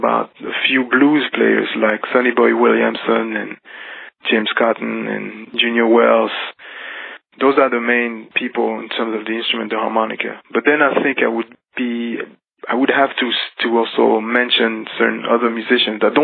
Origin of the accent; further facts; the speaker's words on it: Geneva, Switzerland; I grew up in Switzerland, in Geneva, and kind of outside of Geneva, a little bit on the countryside